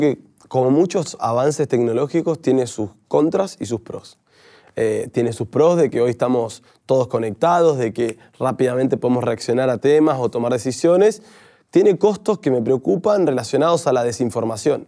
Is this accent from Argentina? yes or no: yes; Argentina; nosotros creo que como argentinos primero somos muchas veces pesimistas